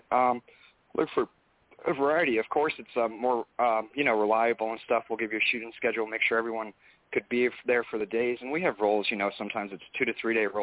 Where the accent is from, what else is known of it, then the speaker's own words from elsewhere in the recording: New York, United States; moved away; also born or lived in Los Angeles; I'm originally from New York